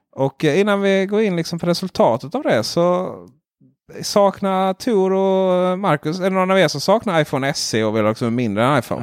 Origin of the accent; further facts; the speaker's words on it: Ronneby, Blekinge, Sweden; jag är från Ronneby